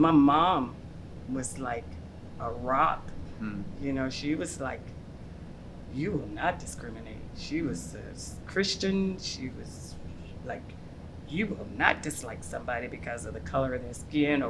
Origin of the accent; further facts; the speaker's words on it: Auburn, Alabama, United States; also born or lived in Chicago, Illinois; I grew up in Alabama. So I was born in Chicago. By the time we were three, when my father died, we moved to Alabama